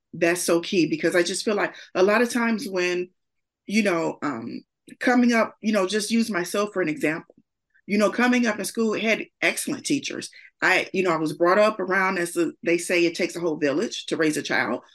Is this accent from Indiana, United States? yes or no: yes; Gary, Indiana, United States; I'm from Gary, Indiana, born and raised in Idaho Gardens, which is no longer there, but that was where I'm from.